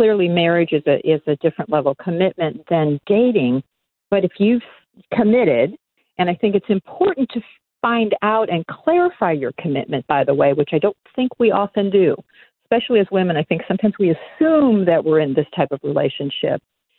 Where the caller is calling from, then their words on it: Huntington Beach, California, United States; Oh, I am calling in from Huntington Beach, California.